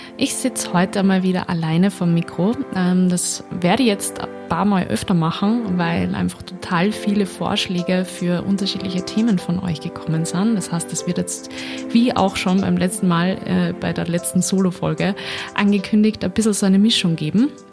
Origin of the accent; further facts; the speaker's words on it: Linz, Upper Austria, Austria; Ich komme eigentlich ja aus Linz